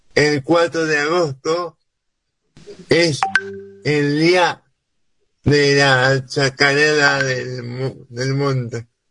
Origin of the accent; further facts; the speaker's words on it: Argentina; nos identifique como argentinos